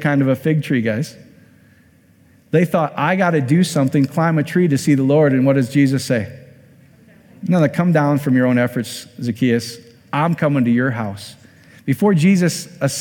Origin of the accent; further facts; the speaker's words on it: Iowa, United States; I'm from Iowa